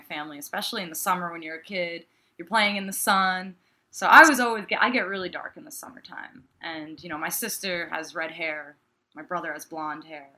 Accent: New York, United States

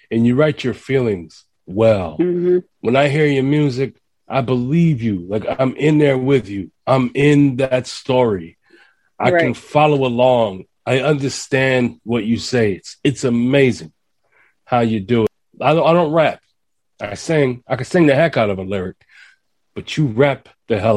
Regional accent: Houston, Texas, United States; I'm from Houston, Texas.

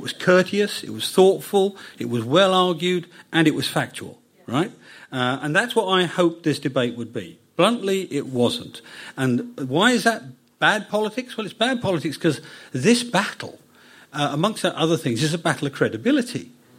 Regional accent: United Kingdom; So being British isn't about a brand. It's about what we are.

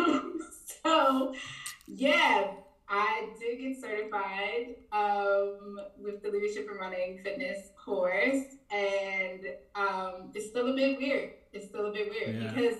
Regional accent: Prince George's County, Maryland, United States; moved away as an adult; also born or lived in New York City / upstate New York; now in London, United Kingdom; I am originally from Maryland in the U.S., Prince George's County, to be exact

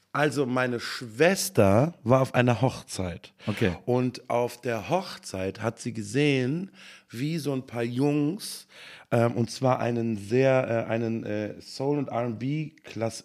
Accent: Bad Honnef, North Rhine-Westphalia, Germany; born or raised there; also born or lived in Cologne / Bad Godesberg

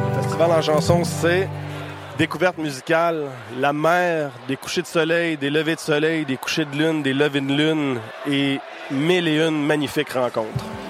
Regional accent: Ville-Marie, Quebec, Canada; Je suis originaire de Ville-Marie au Témiscamingue, à l'autre bout du Québec, c'est la frontière à l'Ontario

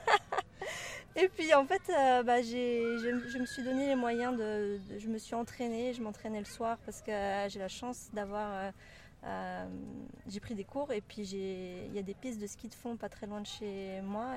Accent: France; moved away as an adult; also born or lived in Brittany / Toulouse area / Spain / Maldives; now in Geneva, Switzerland; originaire de, de France, j'ai grandi entre la Bretagne et la région toulousaine.

